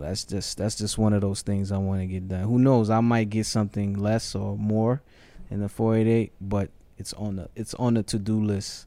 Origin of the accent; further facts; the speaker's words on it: New York City, New York, United States; moved away as an adult; also born or lived in Ghana; now in Atlanta, United States; So, from the Bronx, grew up in the projects